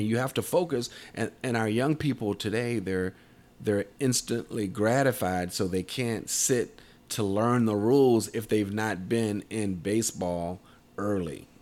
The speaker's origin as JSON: {"language": "English", "area": "Tidewater area", "region": "Southeastern Virginia", "country": "United States", "said": "Southeastern Virginia, uh, Tidewater area where I'm from"}